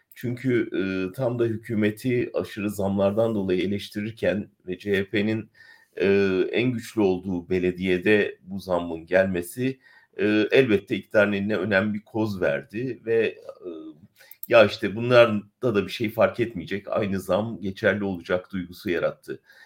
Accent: Ankara, Turkey; ben Ankaralıyım, Ankara'da ailem var

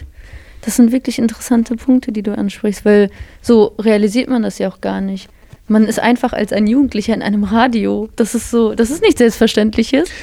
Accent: Bottrop, North Rhine-Westphalia, Germany; Wir sind wirklich die zwei krassen Bottropper

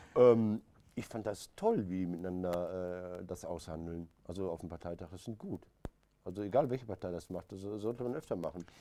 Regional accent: Recklinghausen, North Rhine-Westphalia, Germany; bei uns in Recklinghausen

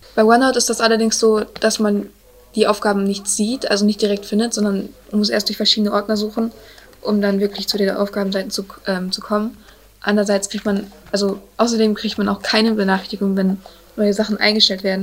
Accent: Münster, North Rhine-Westphalia, Germany; wir sind aus Münster

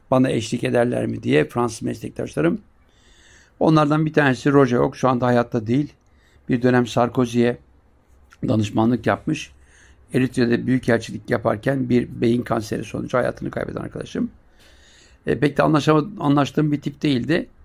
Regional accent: Siirt, Siirt Province, Turkey; Sen nerelisin dedi. Ben Siirtliyim dedim. Sert dedi orası sert.

